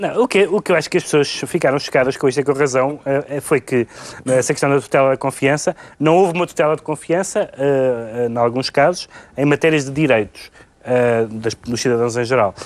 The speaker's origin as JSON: {"language": "Portuguese", "country": "Portugal", "said": "como português"}